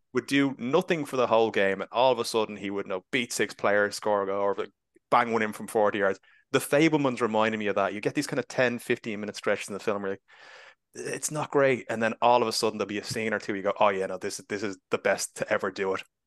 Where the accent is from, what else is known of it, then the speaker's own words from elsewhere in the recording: Ireland; being Irish